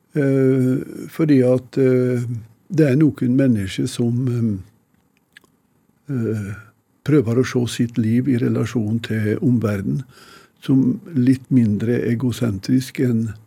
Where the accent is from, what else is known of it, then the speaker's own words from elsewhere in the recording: Odalen, Innlandet, Norway; Jeg huser hjemme i Odalen